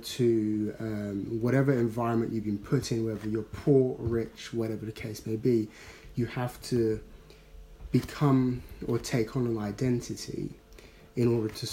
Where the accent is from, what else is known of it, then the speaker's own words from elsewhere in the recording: London, United Kingdom; Normally, if someone had said, oh, so where are you from? I would have said, I'm from South London.